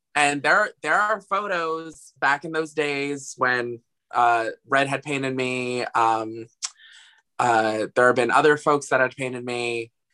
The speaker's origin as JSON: {"language": "English", "town": "Asbury Park", "region": "New Jersey", "country": "United States", "tie": "born or raised there", "said": "I'm from Asbury Park, New Jersey"}